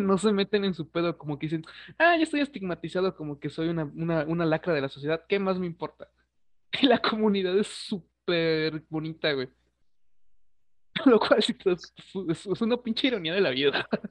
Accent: Mexico; somos mexicanos, güey, a mí me interesa un chingo la historia. Eh, me sé la de mi país

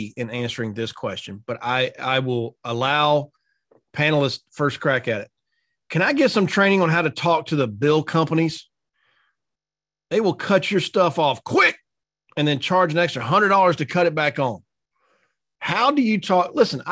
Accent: North Carolina, United States; moved away as an adult; now in Dallas, United States; When I was in living in North Carolina, first year of marriage, I wasn't in the insurance business yet

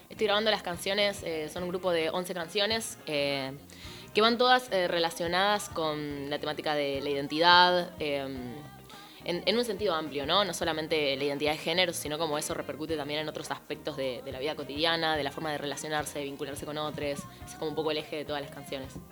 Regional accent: Concepción del Uruguay, Entre Ríos, Argentina; Yo soy de Concepción del Uruguay

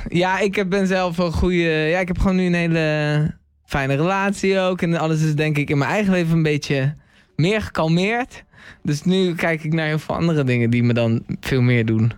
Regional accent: The Hague, South Holland, Netherlands; ik kom uit Den Haag

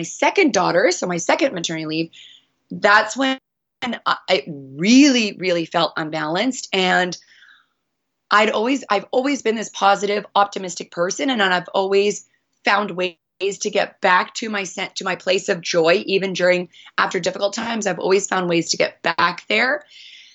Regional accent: Northern British Columbia, Canada; moved away as an adult; also born or lived in Honolulu; I was born and raised in Northern Canada in British Columbia

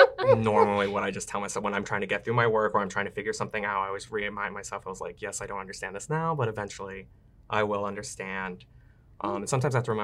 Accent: Melbourne, Florida, United States; also born or lived in Tampa, Florida; I'm originally from Melbourne, Florida, and then came to Tampa

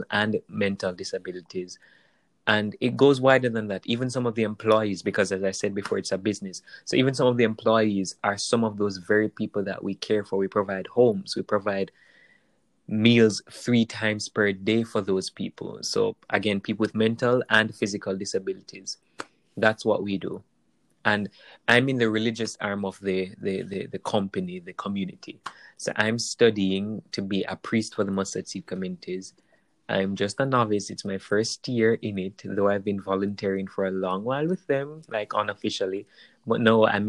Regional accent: Jamaica; I'm Jamaican. I'm from Jamaica. I'm still in Jamaica.

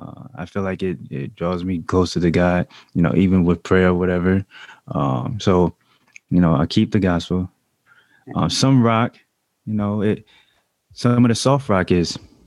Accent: the South, United States; But, you know, I'm from the South.

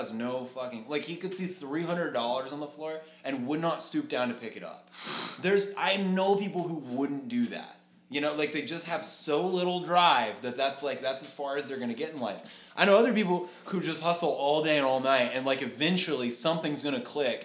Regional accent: Lubbock, Texas, United States; we moved to like further north of where we live in Lubbock

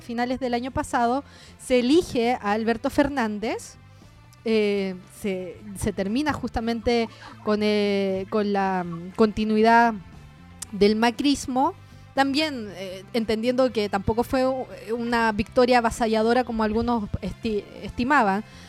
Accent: Chile; accent: Chilean; moved away as an adult; also born or lived in Uruguay; Yo hablo y se nota que soy chilena

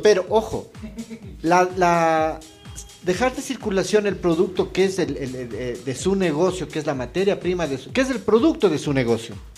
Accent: Ecuador; como ecuatorianos

